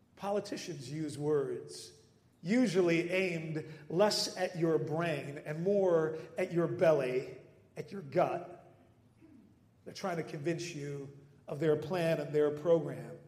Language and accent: English; Netherlands; moved away; growing up in the Netherlands